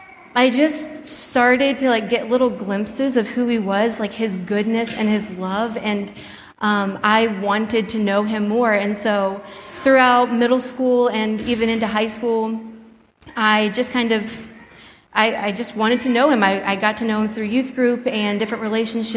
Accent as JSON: {"language": "English", "town": "Spartanburg", "region": "South Carolina", "country": "United States", "tie": "born or raised there", "moved": "yes", "said": "I was born in Spartanburg, South Carolina, to my parents, Bill and Lisa"}